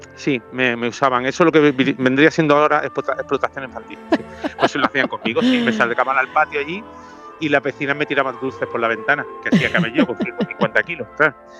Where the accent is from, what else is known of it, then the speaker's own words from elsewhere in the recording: Granada, Andalusia, Spain; moved away; Mi tierra